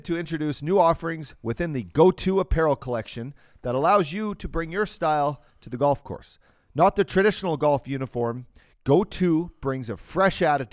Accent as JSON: {"language": "English", "town": "Fort McMurray", "region": "Alberta", "country": "Canada", "tie": "born or raised there", "said": "Grew up in my hometown, Fort Mac"}